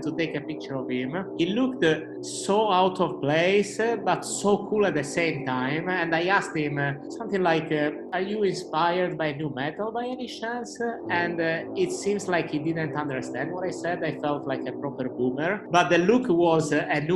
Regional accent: Cagliari, Sardinia, Italy; now in London, United Kingdom; Today I'm not recording from London, but I'm recording from my hometown, Cagliari in Sardinia

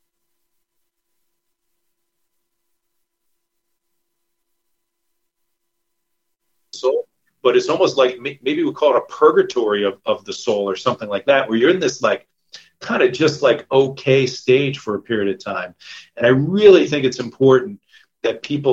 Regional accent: New York, United States; moved away as an adult; also born or lived in San Diego, California; I'm from New York originally

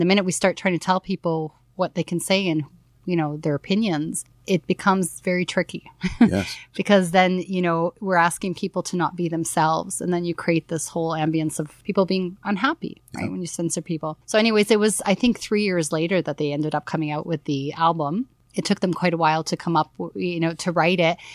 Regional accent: Toronto, Ontario, Canada; besides Toronto, of course, I love my hometown

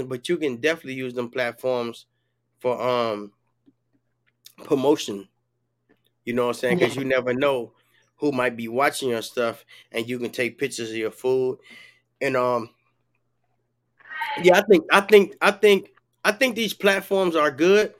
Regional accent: Chicago, Illinois, United States; also born or lived in Peoria; now in Florida, United States; I'm from Chicago, but I went to Peoria

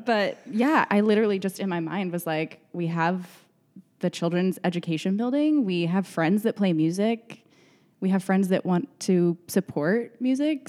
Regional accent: Odessa, Texas, United States; moved away as an adult; now in Dallas, United States; I'm from West Texas. I grew up in Odessa

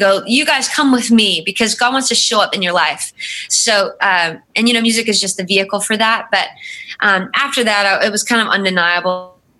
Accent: North Carolina, United States; moved away as an adult; also born or lived in Chicago; You know, he's from Chicago and I'm from North Carolina.

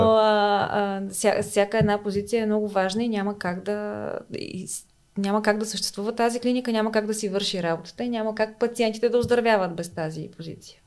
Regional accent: Smolyan, Smolyan Province, Bulgaria; moved away as an adult; now in Sofia, Bulgaria; аз съм от Смолян.

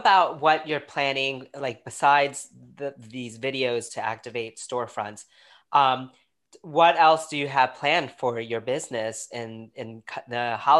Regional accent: New York, United States; now in Fredericksburg, United States; being a New Yorker coming down here

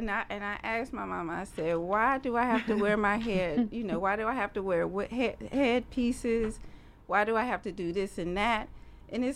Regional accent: Atlanta, Georgia, United States; also born or lived in Detroit, Michigan; So growing up in the South, being raised born in Detroit and coming to Atlanta in 81

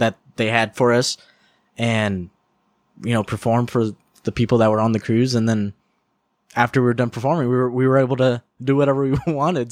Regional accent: California, United States; I'm from California

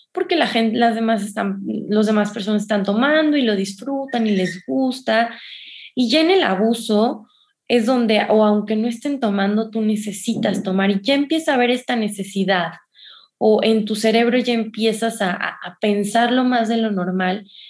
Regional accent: San Luis Potosí, Mexico; moved away; yo, yo soy de San Luis Potosí

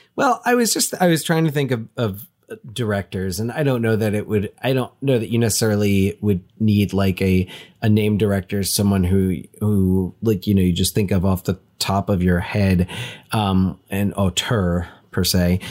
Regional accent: Union County, New Jersey, United States; we grew up in Union County, New Jersey

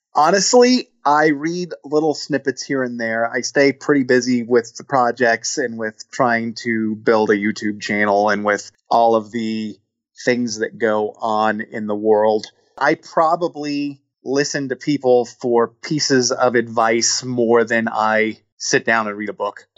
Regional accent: Midwest, United States; also born or lived in Atlanta; now in Cincinnati, United States; I'm originally from the Midwest

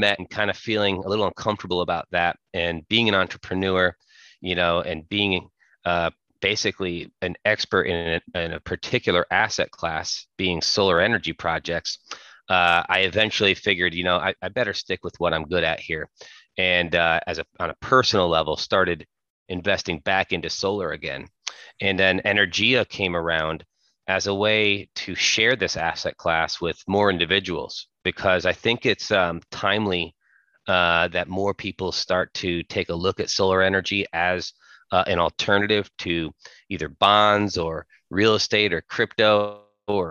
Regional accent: Connecticut, United States; I'm from Connecticut and born and raised

